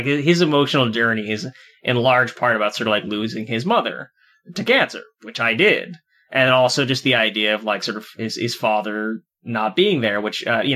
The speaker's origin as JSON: {"language": "English", "country": "United States", "said": "I'm an American."}